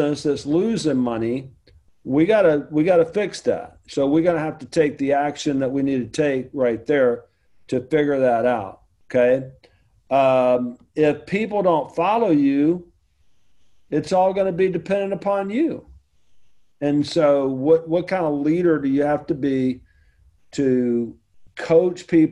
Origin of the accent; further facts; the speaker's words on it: the South, United States; I'm from the South